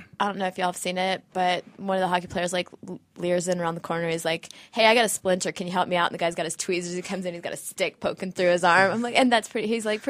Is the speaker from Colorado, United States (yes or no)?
yes; Colorado, United States; I'm from Colorado